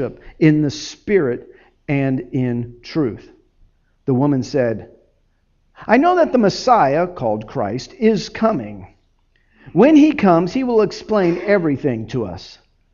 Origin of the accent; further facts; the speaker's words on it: Miami, Florida, United States; I grew up in Miami